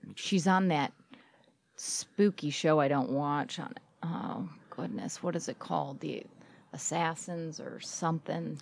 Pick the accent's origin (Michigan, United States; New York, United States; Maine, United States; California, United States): Michigan, United States; Beverly Hills; I'm from Beverly Hills